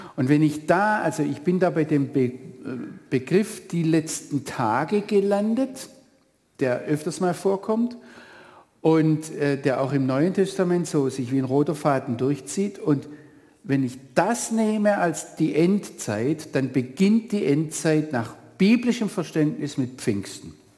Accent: Northern Black Forest, Baden-Württemberg, Germany; ich komme ja aus dem Nordschwarzwald

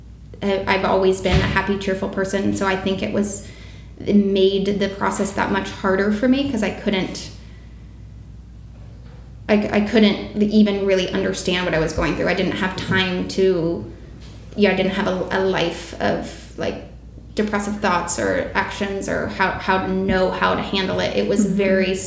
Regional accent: San Diego, California, United States; I'm from San Diego originally

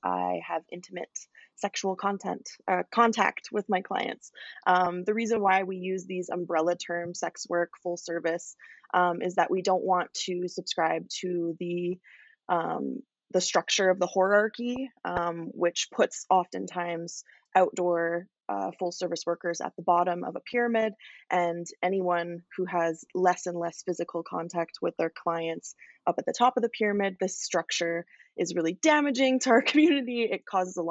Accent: Calgary, Alberta, Canada; I am from Calgary, Alberta.

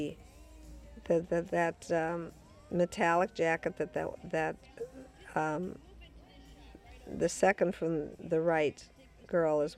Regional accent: Chicago, Illinois, United States; moved away; I come from Chicago

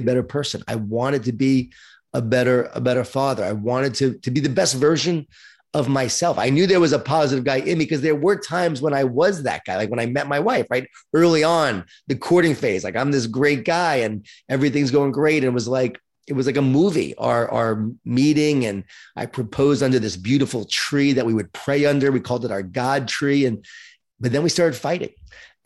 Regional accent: Long Island, New York, United States; born or raised there

